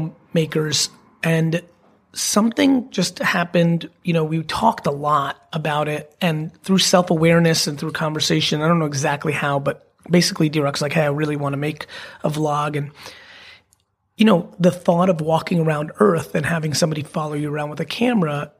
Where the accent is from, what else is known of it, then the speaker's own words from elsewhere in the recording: New Jersey, United States; I'm definitely a Jersey boy and I'm even American to Americans